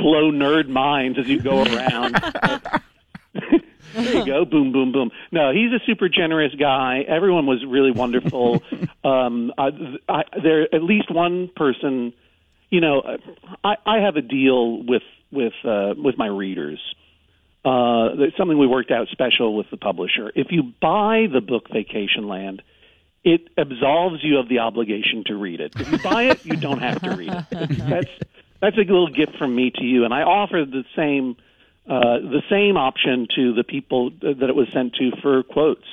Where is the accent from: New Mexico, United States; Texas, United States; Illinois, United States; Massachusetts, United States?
Massachusetts, United States; now in New York, United States; I live in New York. I'm originally from New England. I'm from Massachusetts